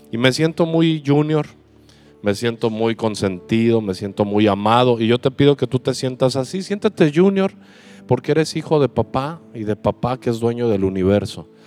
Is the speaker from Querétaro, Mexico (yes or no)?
no; Mexico City, Mexico; Y le dije, sí, sí, soy chilango.